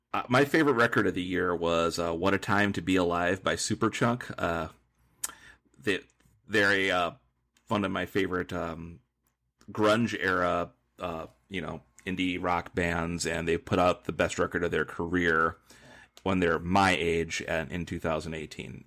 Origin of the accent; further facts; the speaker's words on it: near Nordstrom, Minnesota, United States; Nordstrom, Minnesota, which is a place by my hometown